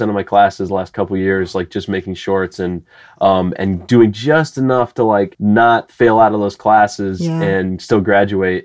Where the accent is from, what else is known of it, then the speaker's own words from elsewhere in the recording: Bettendorf, Iowa, United States; also born or lived in Chicago / Los Angeles; now in St. Louis, United States; I grew up in Bettendorf, Iowa. It's a part of the Quad Cities.